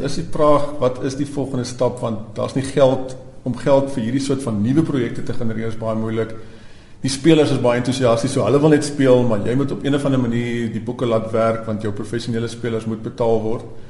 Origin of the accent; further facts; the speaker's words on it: Stellenbosch, Western Cape, South Africa; Ek het natuurlik op Stellenbosch groot geword